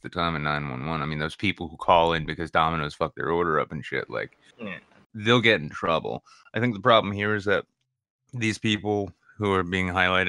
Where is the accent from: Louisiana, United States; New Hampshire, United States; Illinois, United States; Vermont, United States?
New Hampshire, United States; I'm from New Hampshire